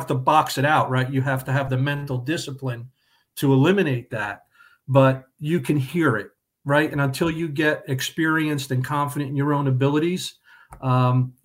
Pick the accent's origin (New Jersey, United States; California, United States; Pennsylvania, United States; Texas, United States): New Jersey, United States; Middlesex; I grew up in Middlesex. I'm a Central Jersey guy all my life.